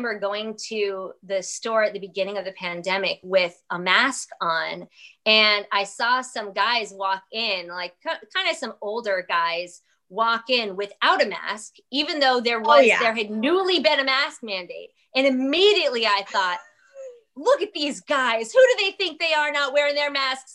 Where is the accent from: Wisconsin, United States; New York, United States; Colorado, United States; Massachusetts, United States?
New York, United States; now in South Carolina, United States; I am a New Yorker.